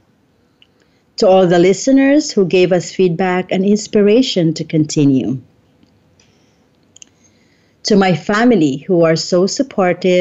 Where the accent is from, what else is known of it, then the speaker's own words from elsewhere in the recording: Philippines; I'm from the Philippines